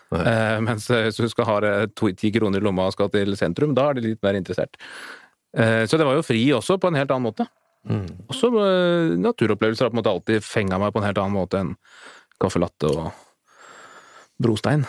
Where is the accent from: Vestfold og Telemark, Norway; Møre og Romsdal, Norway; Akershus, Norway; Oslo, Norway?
Akershus, Norway; Asker; vi er fra Asker opprinnelig, og vokste opp med en sånn liten eh, elv i hagen.